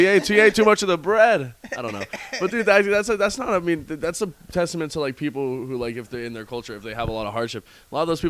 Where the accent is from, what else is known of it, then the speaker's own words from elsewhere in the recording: Sedona, Arizona, United States; I grew up in Sedona